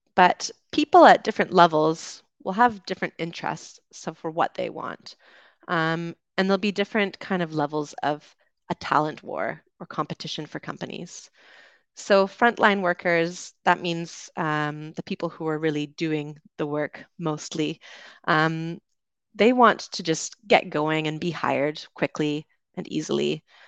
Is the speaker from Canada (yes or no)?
yes; Vancouver Island, British Columbia, Canada; moved away as an adult; also born or lived in London, United Kingdom; I'm from Canada. I grew up on Vancouver Island, uh, went to university in Vancouver